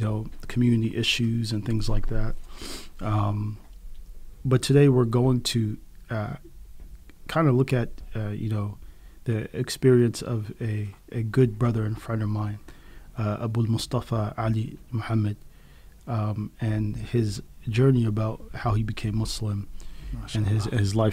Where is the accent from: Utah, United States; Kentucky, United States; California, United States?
California, United States; San Diego; I was born and raised in San Diego